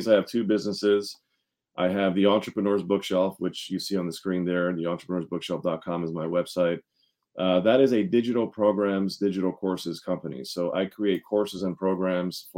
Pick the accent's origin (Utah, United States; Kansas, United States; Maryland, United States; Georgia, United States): Maryland, United States; Montgomery County; also born or lived in Washington, D.C.; I was born in Washington, D.C., but I was raised in Montgomery County, Maryland